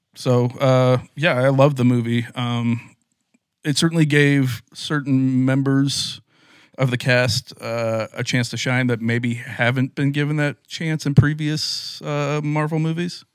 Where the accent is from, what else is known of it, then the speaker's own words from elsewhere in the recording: West Lafayette, Indiana, United States; growing up in West Lafayette, Indiana